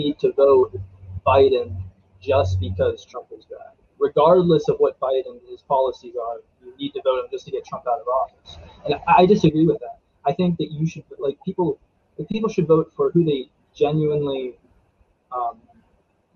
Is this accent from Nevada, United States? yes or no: no; Frostburg, Maryland, United States; also born or lived in Silver Spring, Maryland; I was born in Silver Spring, Maryland. And then we moved to Allegheny County, and I've pretty much been like around this area the whole time